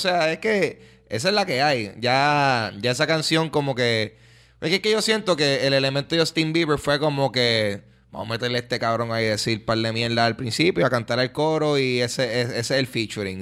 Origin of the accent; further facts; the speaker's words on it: Puerto Rico; nosotros como, como puertorriqueños